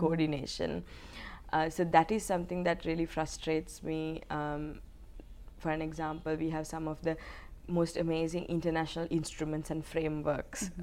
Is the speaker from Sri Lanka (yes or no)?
yes; Sri Lanka; moved away as an adult; I'm from Sri Lanka. Um, I was um, actually born into a war mm-hmm. because my country was going through a 30 year long armed conflict. Um, so I lived 19 years of my life um, in a conflict setting.